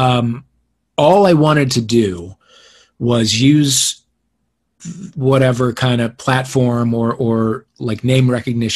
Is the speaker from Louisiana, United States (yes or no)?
no; Kirkwood, Missouri, United States; moved away as an adult; now in Los Angeles, United States; I grew up in Kirkwood